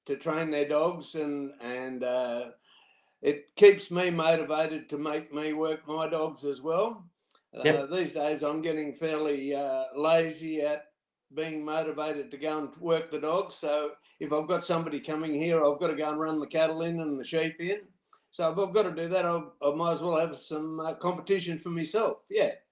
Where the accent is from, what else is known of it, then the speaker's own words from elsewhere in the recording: Casino, New South Wales, Australia; I'm from Casino, or Tatum actually, which is between Casino and Corakai.